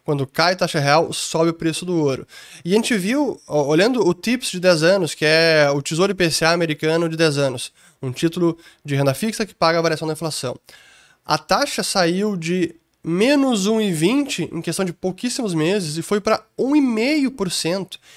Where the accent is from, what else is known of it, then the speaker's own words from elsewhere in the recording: Italy; Então, eu como italiano preferiria ter euros em vez de lira italiana.